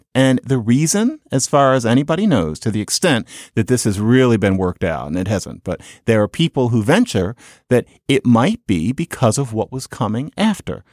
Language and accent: English; Philadelphia, Pennsylvania, United States; I'm from Philadelphia